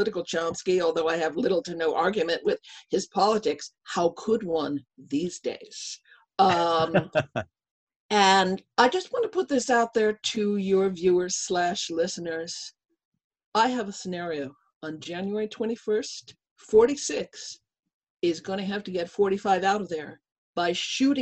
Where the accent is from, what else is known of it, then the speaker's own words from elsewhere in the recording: Long Island, New York, United States; I was born and raised on Long Island